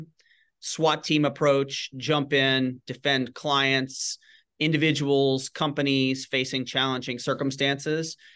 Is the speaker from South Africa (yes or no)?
no; Shreveport, Louisiana, United States; moved away as an adult; also born or lived in Washington, District of Columbia, United States; I grew up in in Northwest Louisiana in Shreveport